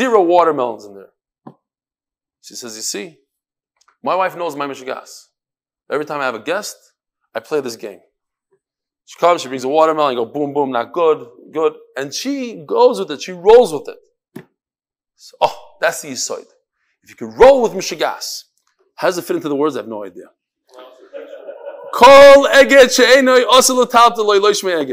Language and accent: English; New York, United States; I'm from New York